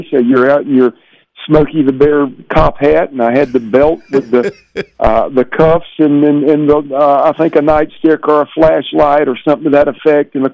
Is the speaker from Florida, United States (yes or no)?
no; Columbia, South Carolina, United States; My hometown's Columbia, South Carolina